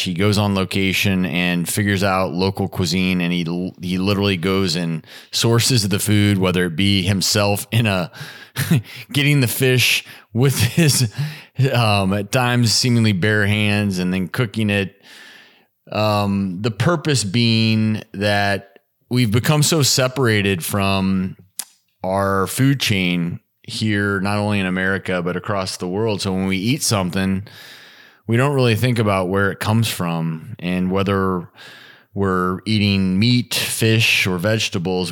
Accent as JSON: {"language": "English", "region": "Midwest", "country": "United States", "tie": "born or raised there", "also_born_or_lived": "Colorado / Nebraska", "moved": "yes", "said": "I grew up in the Midwest"}